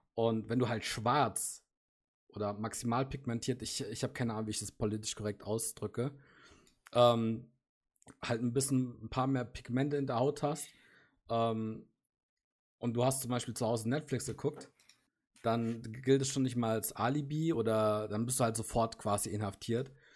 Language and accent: German; Germany; für uns als Deutsche